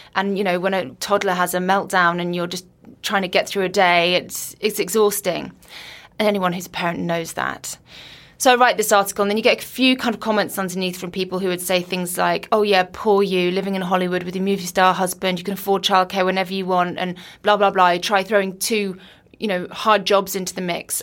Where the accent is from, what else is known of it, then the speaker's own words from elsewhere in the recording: Guernsey; moved away as an adult; also born or lived in Liverpool / London; I was brought up on Guernsey, then I went to Liverpool